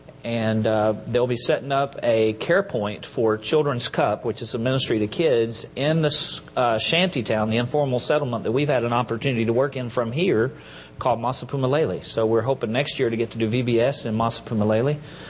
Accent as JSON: {"language": "English", "town": "Enola", "region": "Pennsylvania", "country": "United States", "said": "from Enola."}